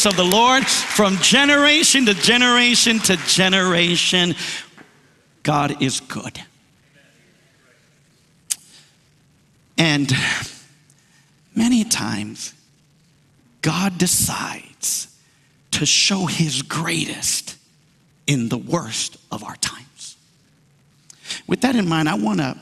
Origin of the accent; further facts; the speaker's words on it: New York, United States; I was born in New York. My parents are from the island of Puerto Rico